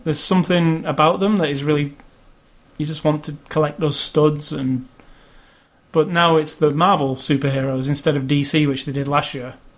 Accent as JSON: {"language": "English", "town": "Manchester", "region": "North West England", "country": "United Kingdom", "tie": "born or raised there", "said": "my hometown of Manchester"}